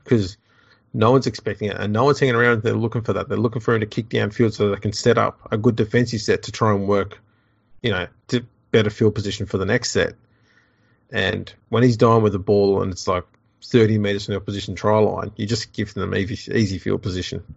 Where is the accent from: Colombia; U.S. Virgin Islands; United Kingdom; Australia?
Australia; I lived in Australia